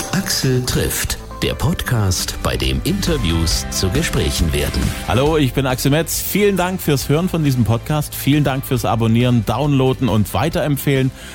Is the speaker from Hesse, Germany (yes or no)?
no; Zwickau, Saxony, Germany; in meiner Heimatstadt